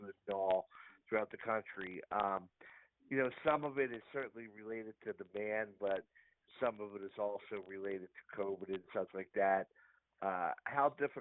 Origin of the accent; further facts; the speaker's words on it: Lower Bucks Hospital, Pennsylvania, United States; I was born in Lower Box Hospital